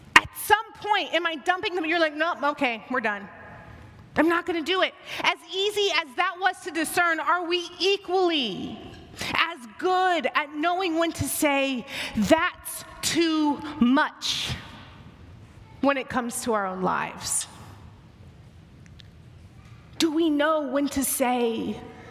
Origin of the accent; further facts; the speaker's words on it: the South, United States; I'm from the South, we like to spice everything up with some seasoning